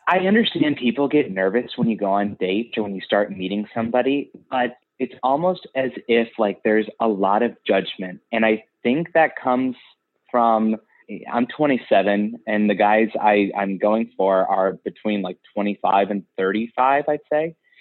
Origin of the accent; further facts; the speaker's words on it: Ohio, United States; moved away as an adult; now in New York City, United States; I am from Ohio, and I'm an actor, and I've always had it in my sights to move to New York, and about three years ago I did